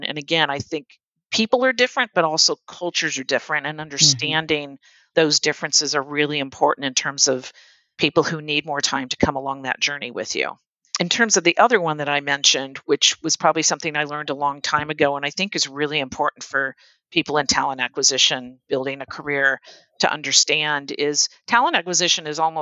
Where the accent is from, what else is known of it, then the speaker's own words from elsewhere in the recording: United States; being an American and American culture